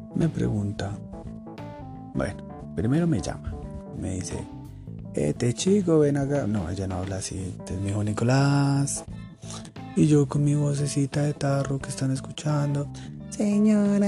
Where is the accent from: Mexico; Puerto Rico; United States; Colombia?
Colombia; Soy colombiano, vivo en Colombia.